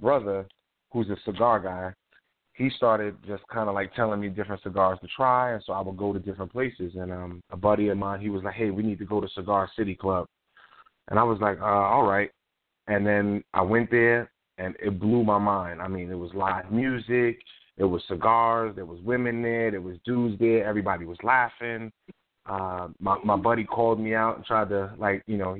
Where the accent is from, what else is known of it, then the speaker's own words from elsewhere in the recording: New York, United States; moved away; I'm from New York